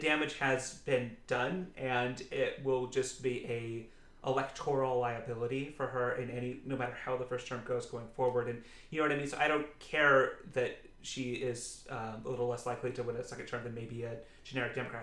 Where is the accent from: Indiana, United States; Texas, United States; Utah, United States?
Utah, United States; I grew up in Utah County, Utah